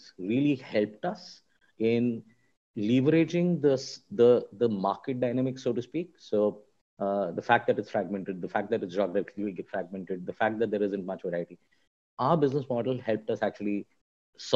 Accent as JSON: {"language": "English", "region": "Delhi", "country": "India", "tie": "born or raised there", "said": "when I was growing up in Delhi and I'm one of those south Indians born and brought with Delhi"}